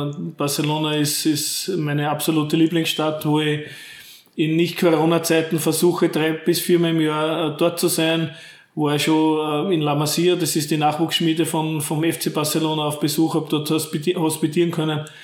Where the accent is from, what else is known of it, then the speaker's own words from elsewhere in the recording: St. Pölten, Lower Austria, Austria; now in Herzogenburg, Austria; Hier, ähnlich wie meine Heimatstadt St. Pölten, hat sich ja Herzogenburg in den letzten Jahren sehr, sehr toll entwickelt.